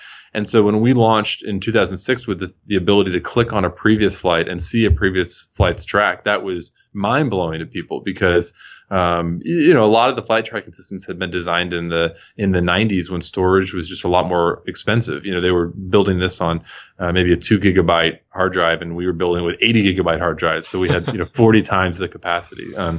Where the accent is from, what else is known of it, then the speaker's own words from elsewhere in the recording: Houston, Texas, United States; I'm originally from Houston and flew to see family here.